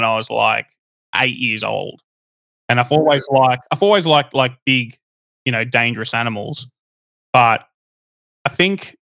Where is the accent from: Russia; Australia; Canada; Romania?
Australia; born or raised there